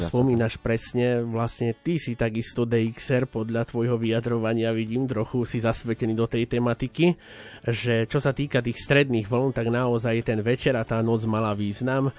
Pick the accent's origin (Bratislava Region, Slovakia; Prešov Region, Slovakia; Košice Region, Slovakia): Prešov Region, Slovakia; Poprad; ja som vyrastal v Poprade, v tatranskom prostredí